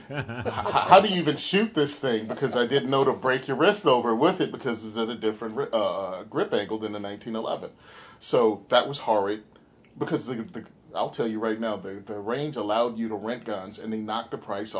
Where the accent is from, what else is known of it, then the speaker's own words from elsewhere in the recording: Western Virginia, United States; I grew up in Virginia